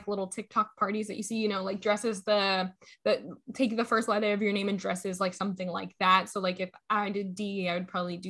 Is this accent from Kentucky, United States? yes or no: yes; Kentucky, United States; I was born in Kentucky